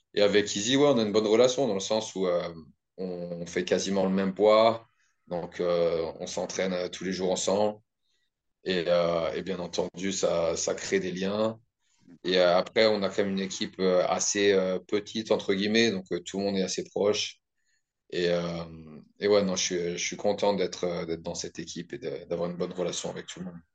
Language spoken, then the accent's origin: French; the Alps, France; moved away as an adult; also born or lived in Paris / Australia; now in New Zealand; Je viens des Alpes de base